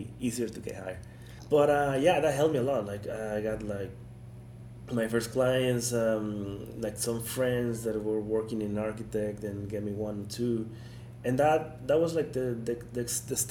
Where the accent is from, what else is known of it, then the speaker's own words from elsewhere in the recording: Tabasco, Mexico; English is a second language; I'm from Mexico, from Tabasco.